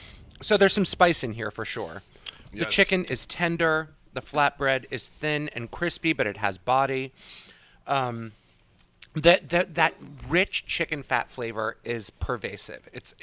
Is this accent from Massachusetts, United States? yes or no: yes; Boston, Massachusetts, United States; I'm from Boston.